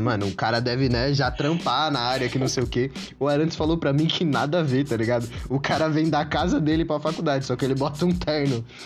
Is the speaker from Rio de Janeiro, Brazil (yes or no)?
no; Santo André, São Paulo, Brazil; eu sou de, de Santo André